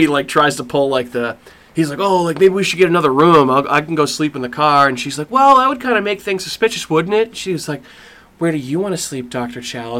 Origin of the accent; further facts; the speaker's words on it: Ireland; I mean, I'm Irish.